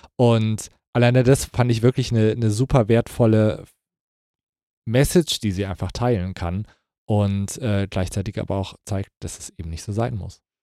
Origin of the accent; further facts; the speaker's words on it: Kassel, Hesse, Germany; moved away; in Kassel, wo ich herkomme, sagt man, es wird sich uswiesen